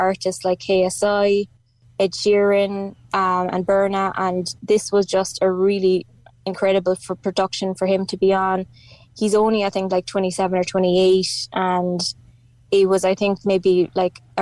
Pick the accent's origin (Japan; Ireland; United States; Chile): Ireland; West Cork, Munster; growing up in West Cork